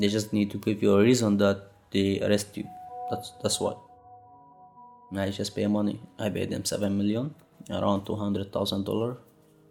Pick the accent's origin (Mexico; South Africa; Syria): Syria; moved away as an adult; now in Dresden, Germany; We came out from Syria to have a safe place to stay